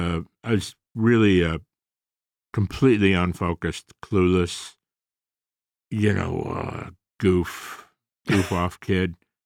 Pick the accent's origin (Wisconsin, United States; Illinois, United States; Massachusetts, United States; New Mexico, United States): Illinois, United States; Chicago; Southside, my friend.